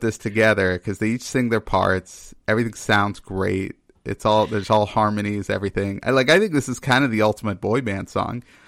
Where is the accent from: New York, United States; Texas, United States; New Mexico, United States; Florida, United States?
Texas, United States; moved away; also born or lived in Maine; growing up in Texas